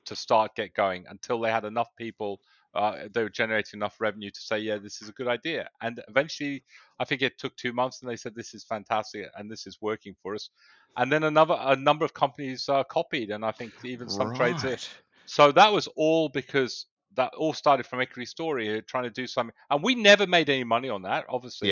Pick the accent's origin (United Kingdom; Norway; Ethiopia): United Kingdom; England; moved away as an adult; also born or lived in south of Spain; now in Australia; I was born in England. I went to university, but then a lot of my business life started in the south of Spain